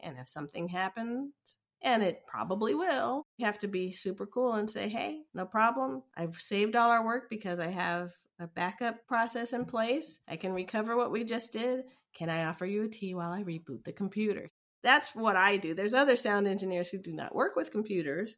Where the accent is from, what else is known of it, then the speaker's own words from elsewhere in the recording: United States; I identify as African American because I was born in America